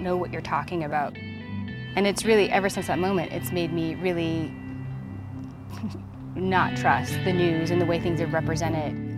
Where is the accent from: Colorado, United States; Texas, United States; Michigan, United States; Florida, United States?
Colorado, United States; Littleton; I grew up in Littleton, Colorado